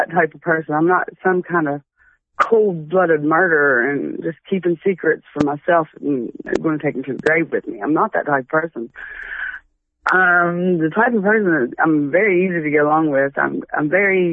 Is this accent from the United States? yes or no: yes; Huntington, United States; moved away as an adult; also born or lived in Texas / Beaver; I'm from Huntington. I haven't been there since 03